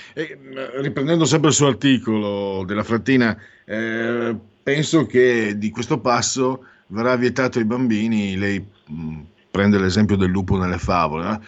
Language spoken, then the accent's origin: Italian; Friuli-Venezia Giulia, Italy; vengo dal Friuli, Venezia Giulia, Mezzo Veneto